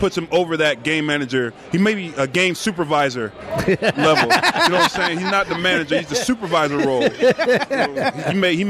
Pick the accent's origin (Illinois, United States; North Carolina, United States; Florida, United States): Florida, United States; Jacksonville; moved away as an adult; also born or lived in Cincinnati / Chicago / Orlando; now in Cleveland, United States; I'm actually from Jacksonville, Florida.